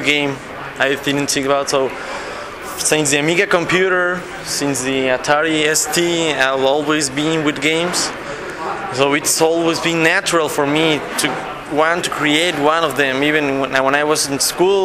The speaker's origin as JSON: {"language": "English", "country": "Mexico", "said": "we're actually from Mexico"}